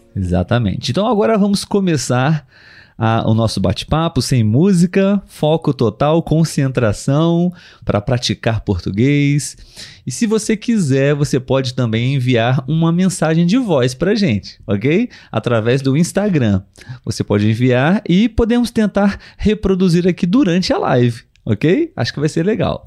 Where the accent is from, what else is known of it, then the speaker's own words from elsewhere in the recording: Brazil; nós somos brasileiros